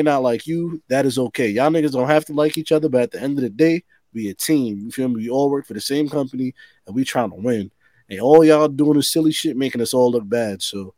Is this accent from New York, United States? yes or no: yes; Harlem, New York, United States; I'm from Harlem.